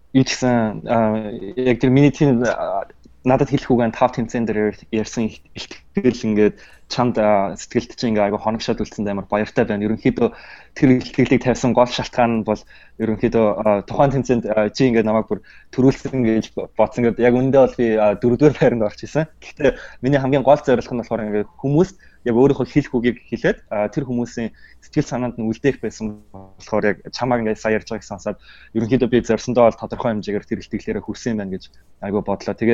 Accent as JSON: {"language": "Mongolian", "country": "Mongolia", "moved": "as an adult", "lives_now": "United States"}